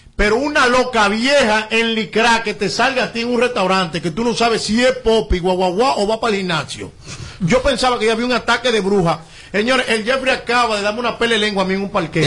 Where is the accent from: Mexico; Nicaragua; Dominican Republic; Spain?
Dominican Republic; como buen dominicano